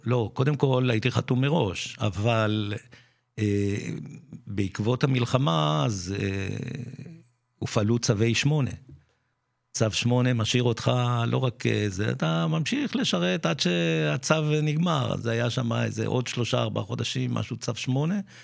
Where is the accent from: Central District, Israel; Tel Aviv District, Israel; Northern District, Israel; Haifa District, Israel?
Central District, Israel; Netanya; also born or lived in Pardesiya, Israel / Mevo'ot Yam youth village, Israel; נולדתי במעברה, מעברת שבות עם, מה שהיום זה פרדסיה